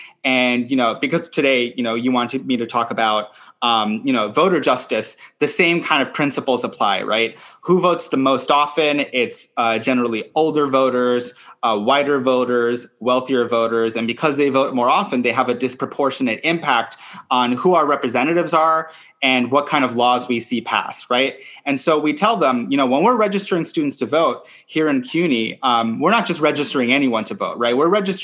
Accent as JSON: {"language": "English", "town": "New York City", "region": "New York", "country": "United States", "said": "oh, okay, yes, the climate crisis affects me as a New Yorker and as a citizen of the world, right?"}